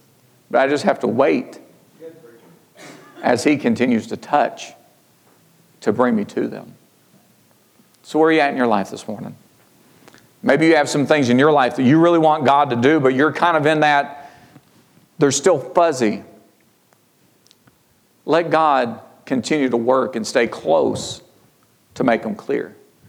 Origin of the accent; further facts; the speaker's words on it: Georgia, United States; I mean, I came from Georgia. Sherry came from Ohio. We met in Kentucky.